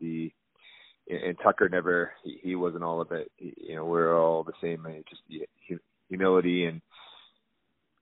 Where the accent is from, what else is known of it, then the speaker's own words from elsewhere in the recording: Toronto, Ontario, Canada; being a Toronto kid, I grew up in Scarborough